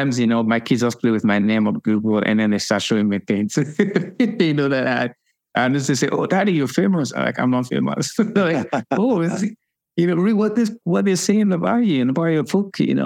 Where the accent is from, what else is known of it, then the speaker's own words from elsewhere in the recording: Lagos, Nigeria; now in United States; I was born in Lagos, and I was raised in Lagos